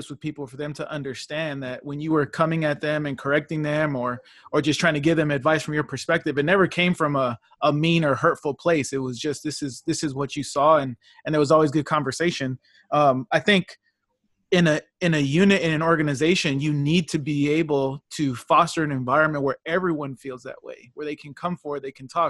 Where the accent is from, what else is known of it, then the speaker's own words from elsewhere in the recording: California, United States; moved away; I come from California, very diverse, very inclusive